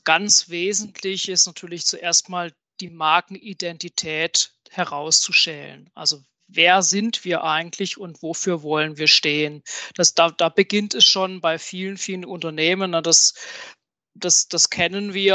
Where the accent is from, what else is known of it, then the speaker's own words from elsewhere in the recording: southwest Germany, Germany; ich komme hier aus dem Südwesten von Deutschland, ähm, bin dort zu Hause, wo der gute Wein wächst